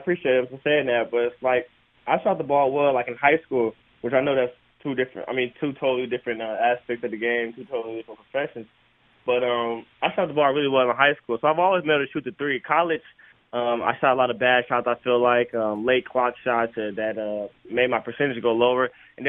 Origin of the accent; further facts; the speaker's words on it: Lexington, Kentucky, United States; now in Philadelphia, United States; And it's funny because I came from Lexington, Kentucky, and everybody said that was the biggest one.